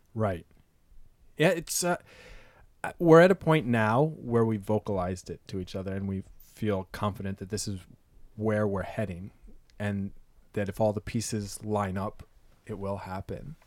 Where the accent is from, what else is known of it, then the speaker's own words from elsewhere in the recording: East Coast, United States; moved away as an adult; now in San Francisco, United States; I'm an East Coast sailor. I grew up sailing on the Bay.